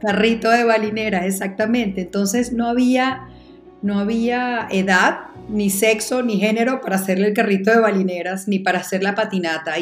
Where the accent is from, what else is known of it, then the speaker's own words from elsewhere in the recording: Caracas, Capital District, Venezuela; moved away as an adult; now in Colombia; yo nací en Caracas, crecí en Caracas, me casé en Caracas, tuve mis hijos en Caracas, soy una caraqueña rajada